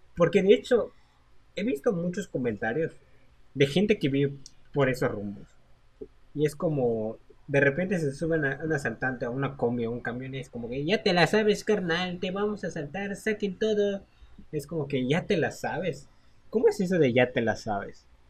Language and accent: Spanish; Mexico; siendo mexicanos